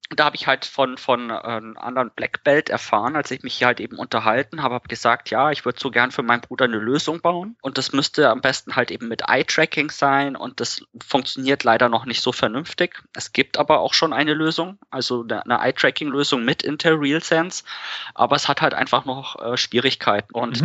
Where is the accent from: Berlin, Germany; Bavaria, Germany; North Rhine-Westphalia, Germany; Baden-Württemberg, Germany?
Bavaria, Germany; Ingolstadt; Ich bin aus Ingolstadt